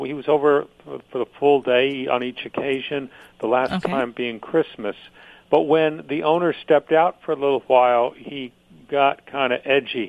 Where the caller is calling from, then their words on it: Jacksonville, Florida, United States; Jacksonville, Florida.